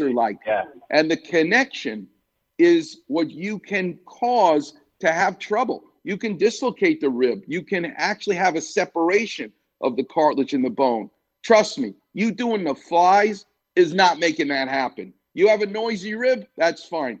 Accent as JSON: {"language": "English", "region": "New York", "country": "United States", "said": "I'm a New Yorker"}